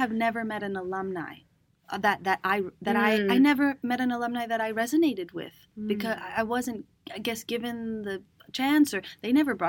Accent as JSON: {"language": "English", "country": "Venezuela", "tie": "born or raised there", "also_born_or_lived": "Cambridge, United States", "said": "send me back to Venezuela, because I moved out of there when I was around 6, 7 to the States again. I was born in Cambridge in Boston because my mom wanted citizenship."}